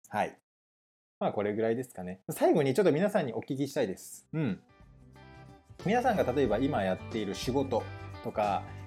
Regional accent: Nagoya, Aichi, Japan; moved away as an adult; now in Vancouver, Canada; 名古屋で生まれて、高校生まで名古屋にいましたね

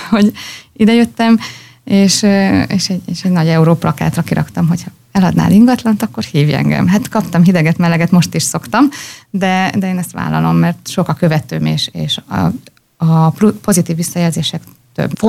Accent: Pécs, Baranya, Hungary; moved away as an adult; also born or lived in Thessaloniki, Greece; Én Pécsi vagyok.

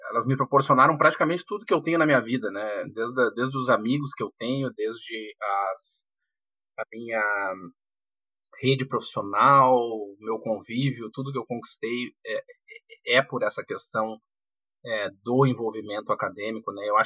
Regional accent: Porto Alegre, Rio Grande do Sul, Brazil; moved away as an adult; eu nasci no, em Porto Alegre, cri, me criei em Porto Alegre e, e, e, até então eu tinha aí, sei lá, em torno de 20, um pouco, um pouco mais de 20 anos de idade. Eu eu fui para a Inglaterra, primeira vez que eu tinha saído do país

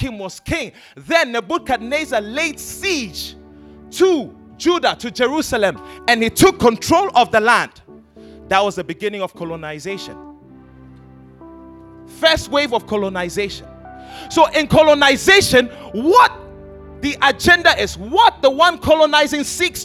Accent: Ghana; Ghana, we're a British colony.

